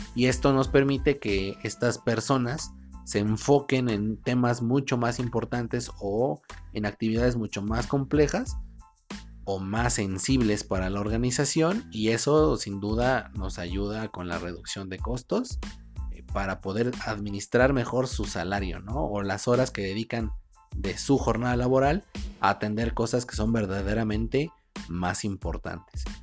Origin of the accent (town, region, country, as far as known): Mexico